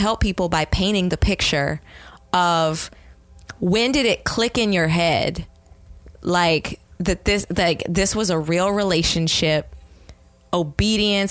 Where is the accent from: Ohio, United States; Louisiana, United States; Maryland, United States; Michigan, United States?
Maryland, United States; I'm from Maryland